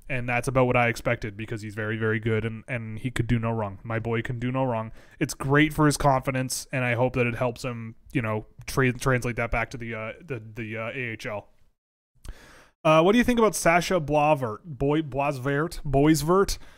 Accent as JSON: {"language": "English", "town": "Toronto", "region": "Ontario", "country": "Canada", "tie": "born or raised there", "said": "growing up in Toronto as a kid"}